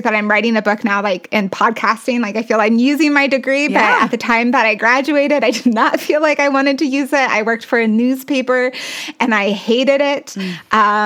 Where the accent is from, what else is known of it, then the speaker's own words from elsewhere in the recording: Castle Rock, Colorado, United States; I grew up in Castle Rock